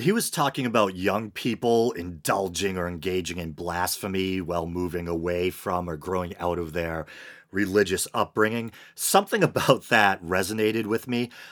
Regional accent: Massachusetts, United States; my home state, Massachusetts

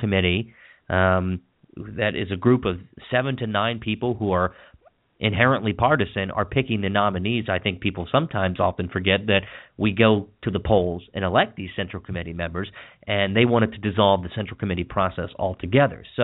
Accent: Washington County, Maryland, United States; Where I grew up in Washington County

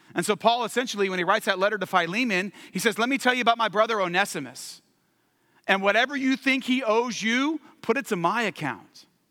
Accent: California, United States; moved away; also born or lived in Washington, D.C.; I'm from California long term, but we were living in D C

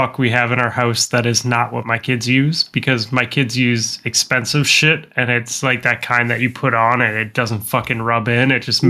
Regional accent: Midwest, United States; See, I'm from the Midwest

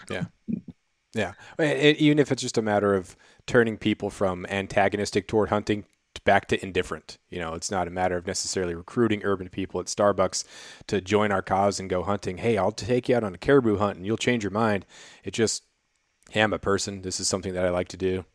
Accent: Prince of Wales Island, Alaska, United States; also born or lived in Colorado; I grew up on Prince of Wales Island, which is famous for, for black bear and for, uh, uh, black-tailed deer

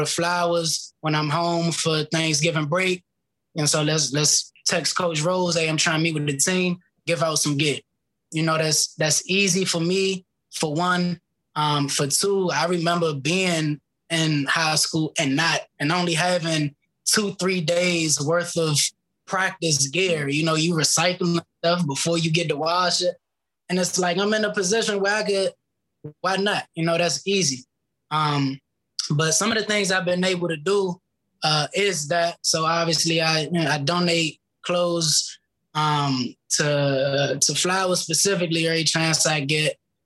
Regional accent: Glenarden, Maryland, United States; I got Glenarden in my veins. I grew up in Glenarden

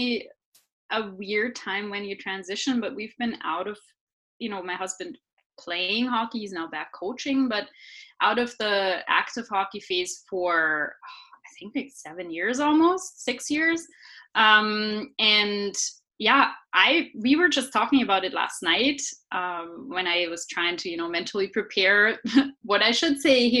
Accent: Regensburg, Bavaria, Germany; English is a second language; I am actually from Bavaria in Germany.

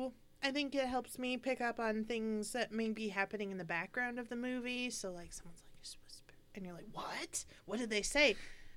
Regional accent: United States; as an American

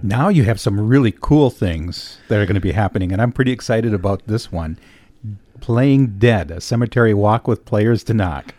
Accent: Escanaba, Michigan, United States; Michigan's Upper Peninsula is my home and Escanaba is my hometown.

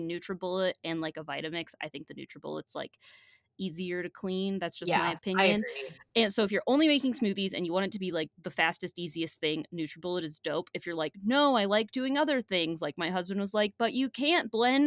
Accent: Ohio, United States; I am from Ohio

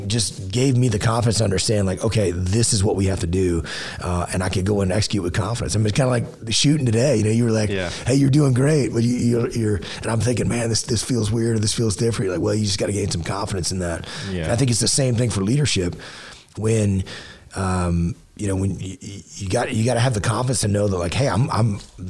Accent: Southeast Texas, United States; growing up in Southeast Texas

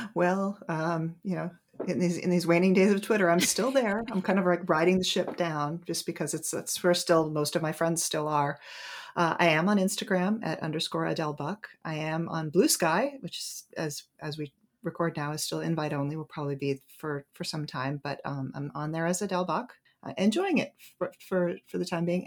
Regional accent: New Hampshire, United States; moved away as an adult; now in Washington, D.C. area, United States; in my hometown in New Hampshire

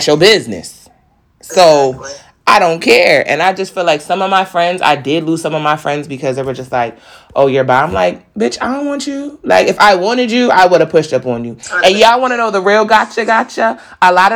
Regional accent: New York, United States; I'm from New York.

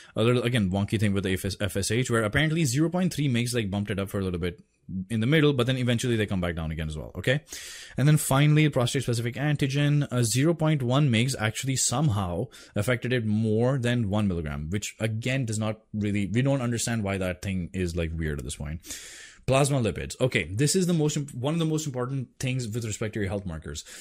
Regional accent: India; I'm Indian

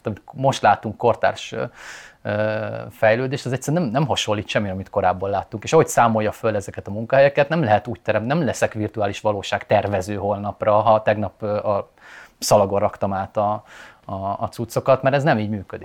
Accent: Eastern Hungary, Hungary; azért picit keleti vagyok, de nem annyira

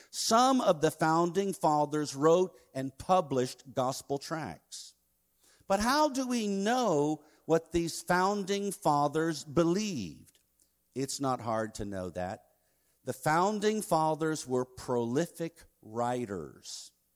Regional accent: Virginia Beach, Virginia, United States; now in Nagaland, India; the city of Virginia Beach, my hometown

